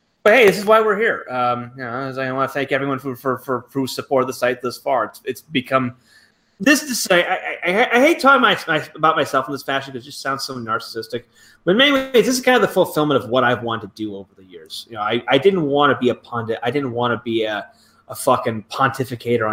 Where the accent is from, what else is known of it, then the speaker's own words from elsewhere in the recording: United States; moved away; it is nice being the only American around